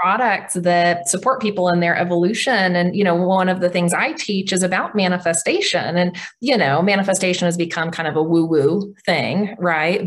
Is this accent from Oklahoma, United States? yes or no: yes; Oklahoma, United States; I'm Cherokee from Oklahoma